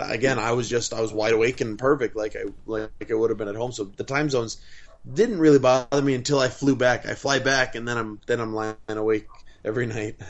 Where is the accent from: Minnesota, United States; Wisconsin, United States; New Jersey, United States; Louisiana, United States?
Wisconsin, United States; now in Southern California, United States; I'm from Wisconsin, and it would rain once or twice a week up there